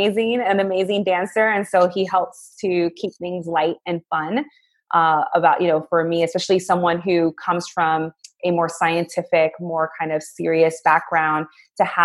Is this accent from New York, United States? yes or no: yes; New York City, New York, United States; now in Orlando, United States; I am actually originally from New York City. I grew up in the Bronx, and I am currently in Orlando, Florida